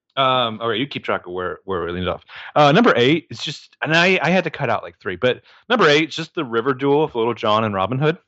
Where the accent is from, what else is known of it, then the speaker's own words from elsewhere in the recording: United States; I'm also American